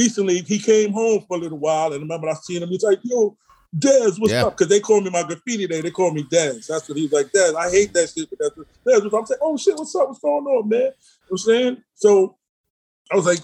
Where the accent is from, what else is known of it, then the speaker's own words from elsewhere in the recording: New York City, New York, United States; I'm from the East Side, like, you know what I'm saying? Like, First Avenue, Pleasant Avenue